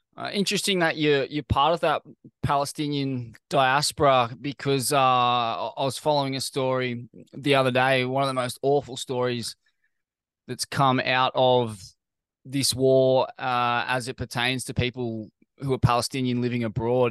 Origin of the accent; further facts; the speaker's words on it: Sydney, New South Wales, Australia; I grew up in Bondi